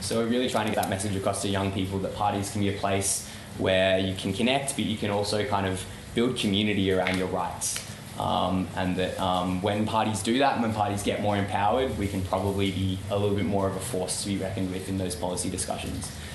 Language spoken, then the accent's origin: English; Melbourne, Victoria, Australia; I'm from Melbourne